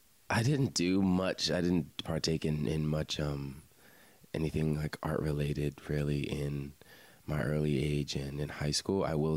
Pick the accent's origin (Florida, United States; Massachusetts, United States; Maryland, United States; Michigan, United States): Maryland, United States; Lanham; moved away as an adult; also born or lived in Frostburg, Maryland / Annapolis, Maryland; now in Baltimore, United States; I am originally from Prince George's County, Maryland. If anyone is familiar with the Bowie area, Lanham, that's where I grew up. So the DMV area right outside D.C.